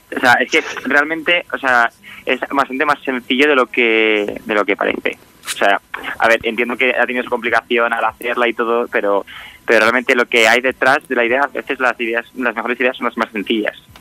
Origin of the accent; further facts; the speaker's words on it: Extremadura, Spain; yo además soy de Extremadura